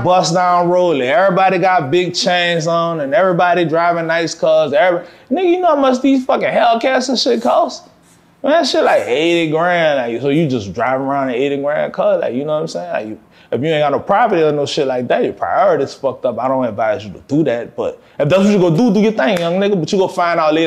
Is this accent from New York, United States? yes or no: no; New Orleans, Louisiana, United States; I'm from New Orleans, man. Like, most of us grew up with a trumpet or fucking drums in our hand